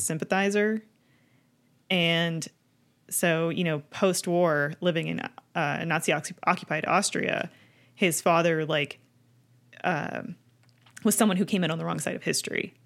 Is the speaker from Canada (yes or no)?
yes; Canada; a kid growing up in Canada